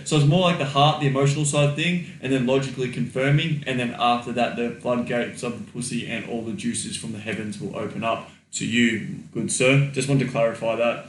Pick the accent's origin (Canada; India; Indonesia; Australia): Australia; I am Australian, mate